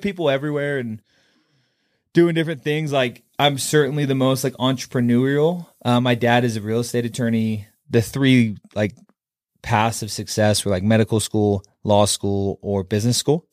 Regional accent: Kaysville, Utah, United States; I grew up in Kaysville, I have ten siblings

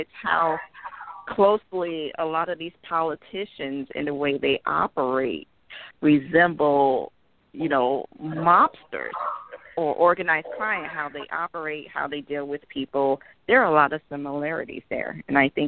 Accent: Chicago, Illinois, United States; I grew up in Chicago, you know, on the south side, at, you know, half in Englewood and half in Roseland

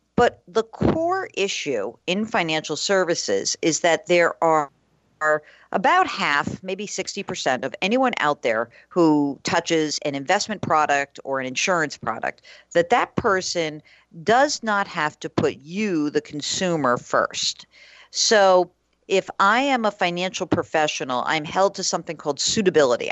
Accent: New York, United States; moved away as an adult; also born or lived in New England; I'm from New York originally

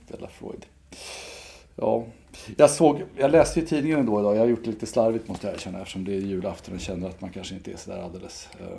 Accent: Enköping, Uppsala County, Sweden; kyrkan i Enköping där jag växte upp

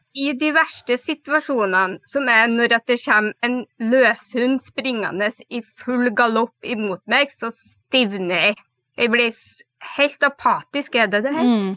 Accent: Trøndelag, Norway; now in Telemark, Norway; Jeg er opprinnelig trønder, men bor nå i Telemark. Mm det er litt spesiell dialekt

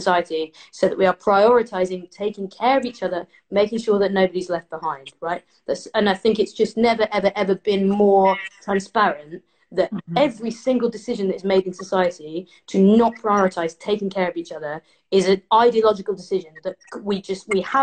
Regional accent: Leicester, East Midlands, United Kingdom; I'm in Leicester, I'm from Leicester

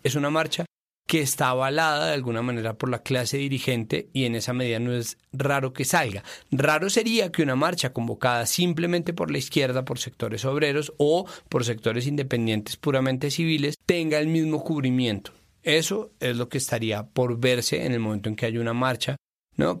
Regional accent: Bogotá, Colombia; nacimos en Bogotá

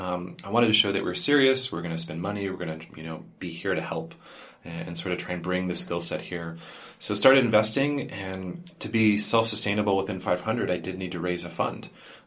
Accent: California, United States; I come from California where it's like, yeah, quality of life's not that good.

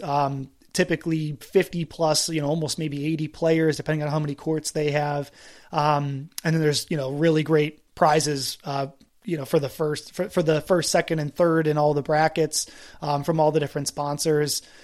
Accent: East Coast, United States; I grew up on the East Coast.

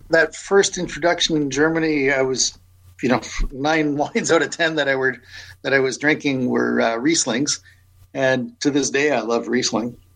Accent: St. Catharines, Ontario, Canada; I grew up in St. Catharines, so I was, you know, grew up in the heart of wine country

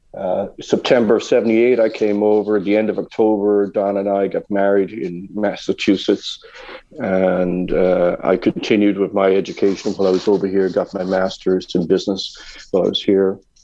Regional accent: Dublin, Leinster, Ireland; moved away; also born or lived in Ardee; I was born in Dublin in 1955

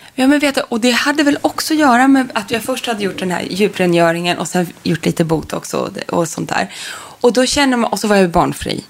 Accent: Sundsvall, Västernorrland County, Sweden; i mitt barnrum, eller flickrum om man mm. kallar det så, hemma i Sundsvall

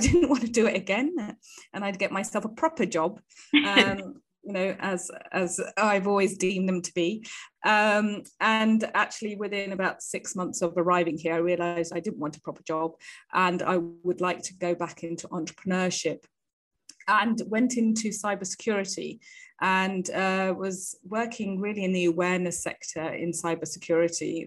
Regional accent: United Kingdom; moved away as an adult; also born or lived in India; as you can hear maybe from my accent, I am from the UK. I was born and bred there

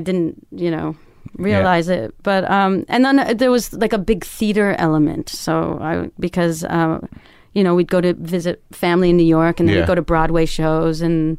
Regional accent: Canada; My dad and my brother made me play hockey because I'm Canadian.

